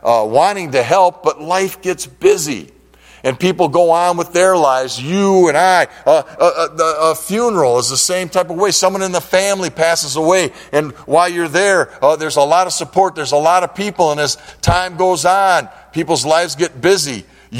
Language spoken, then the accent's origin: English; Detroit, Michigan, United States; now in Linden, United States; we grew up in the Detroit area